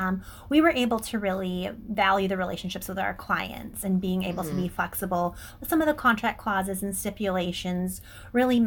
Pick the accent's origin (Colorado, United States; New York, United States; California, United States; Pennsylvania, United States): Colorado, United States; Denver; moved away as an adult; also born or lived in Palm Beach County, Florida; now in Palm Beach, United States; I'm from Denver, Colorado originally, but definitely traded in the mountains for the sunshine